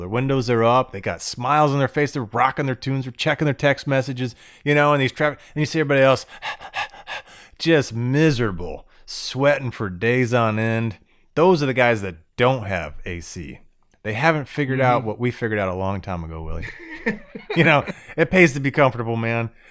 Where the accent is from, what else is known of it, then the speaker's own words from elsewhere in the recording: Florida, United States; I grew up in Florida